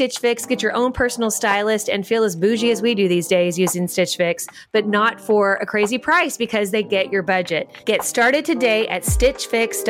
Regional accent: Kentucky, United States; accent: Kentucky; my Kentucky accent

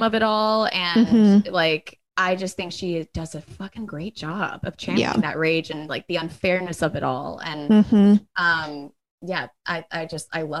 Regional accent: New Orleans, Louisiana, United States; I'm from New Orleans

